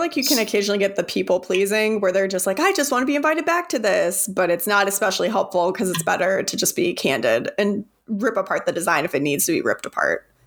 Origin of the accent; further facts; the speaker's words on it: Arizona, United States; I'm from Arizona